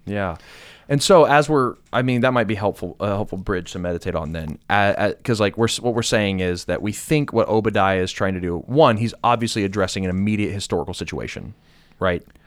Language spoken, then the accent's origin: English; United States; as an American